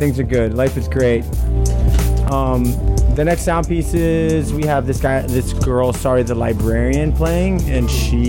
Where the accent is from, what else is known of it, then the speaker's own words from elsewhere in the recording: East Coast, United States; moved away as an adult; now in San Francisco Bay Area, United States; I play shows in the Bay, and I'm from the East Coast. I've been out here for like 12 years.